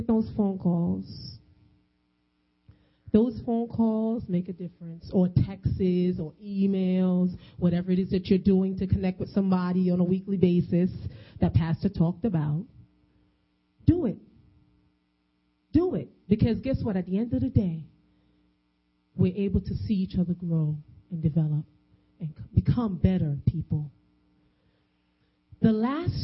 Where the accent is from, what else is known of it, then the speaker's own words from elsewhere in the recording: New York, United States; I'm a Caucasian woman walking the streets and I'm from New York